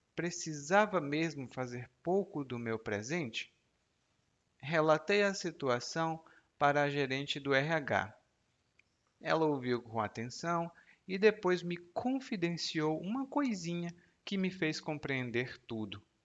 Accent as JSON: {"language": "Portuguese", "country": "Brazil", "tie": "born or raised there", "said": "eu nasci no Brasil"}